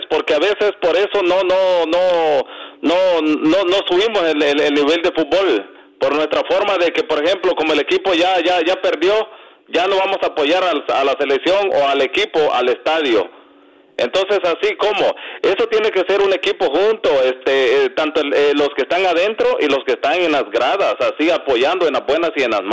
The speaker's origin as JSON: {"language": "Spanish", "country": "El Salvador", "moved": "yes", "lives_now": "Chicago, United States", "said": "fíjate de que yo soy de Salvador."}